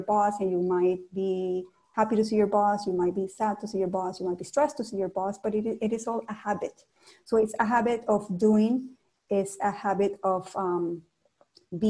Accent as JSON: {"language": "English", "town": "Cali", "region": "Valle del Cauca", "country": "Colombia", "tie": "born or raised there", "also_born_or_lived": "Toronto, Canada", "second_language": "English", "moved": "yes", "lives_now": "Ottawa, Canada", "said": "In my hometown of Cali, Colombia"}